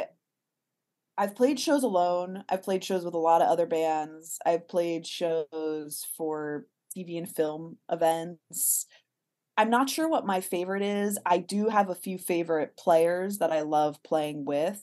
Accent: Miami, Florida, United States; moved away as an adult; also born or lived in Boston; now in Los Angeles, United States; I'm from Miami

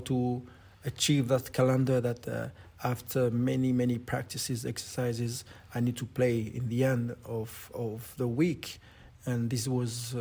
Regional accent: New Caledonia; moved away; I'm from New Caledonia. Well educated from New Caledonia and my roots, and I, yes, all of me belong to New Caledonia

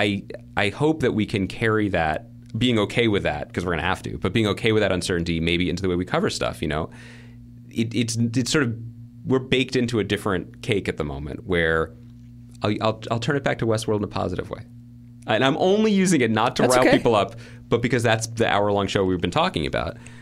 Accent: New York City, New York, United States; as a New Yorker.

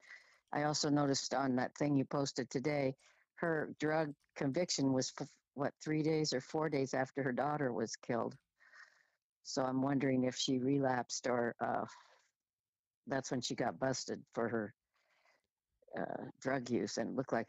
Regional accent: Washington, United States; I'm from Washington

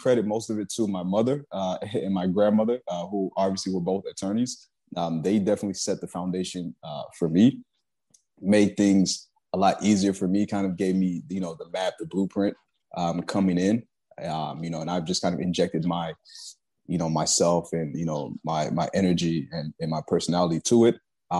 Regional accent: Nigeria; but, you know, I'm Nigerian.

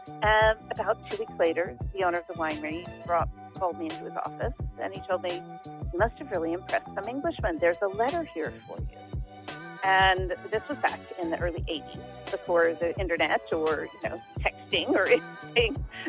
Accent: Napa Valley, California, United States; also born or lived in United Kingdom; now in Sonoma County, United States; the Napa Valley, which is where I was born and raised, and went to the same high school my parents went to and my grandparents went to.

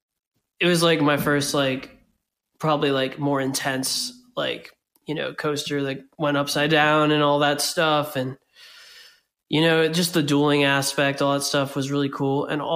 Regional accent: Florida, United States; now in Philadelphia, United States; growing up in Florida and like back when, like when you were like a Florida resident

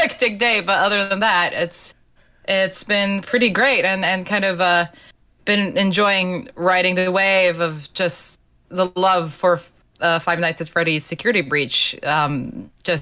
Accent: Slovenia; English is a second language; moved away; I'm originally from Slovenia, which is a country of 2 million people

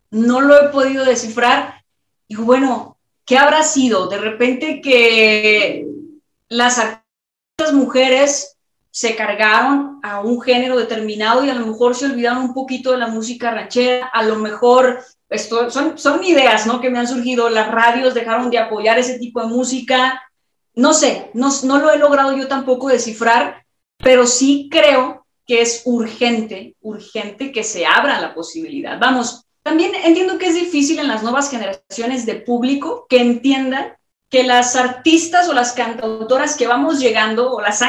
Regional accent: Guadalajara, Jalisco, Mexico; soy de Guadalajara, la tierra del, de, de, vamos, soy de Jalisco, la tierra del mariachi, la tierra del tequila, la tierra de, todo lo que representa México.

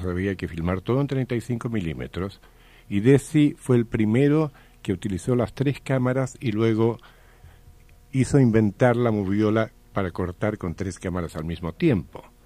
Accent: Chile; moved away; also born or lived in United States; fuimos compañeros de colegio en Chile

